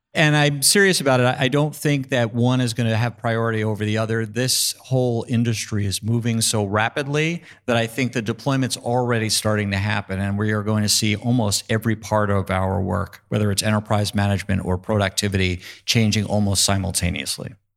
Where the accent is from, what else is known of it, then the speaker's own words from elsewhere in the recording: New York, United States; I'm a New Yorker as well